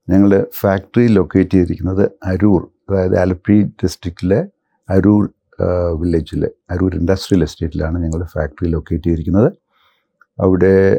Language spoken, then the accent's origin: Malayalam; Thiruvalla, Kerala, India; also born or lived in Kottayam, Kerala / Kochi, Kerala; എൻ്റെ സ്വദേശം തിരുവല്ലയാണ് ഞാൻ പഠിച്ച സ്കൂളിംഗ്